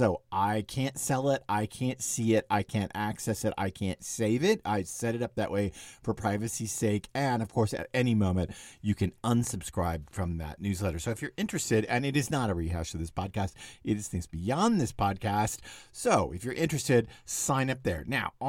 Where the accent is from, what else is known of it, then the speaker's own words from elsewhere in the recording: Dallas, Texas, United States; I remember with a neighborhood that I grew up in Dallas before dad died, and mom and dad still lived in the same house I grew up in.